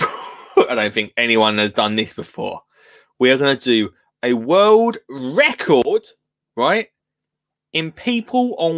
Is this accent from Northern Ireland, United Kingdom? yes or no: no; Essex, East of England, United Kingdom; I'm from Essex, but I'm not just any Essex person. I mean, VIP Essex, which is Colchester and Tendrin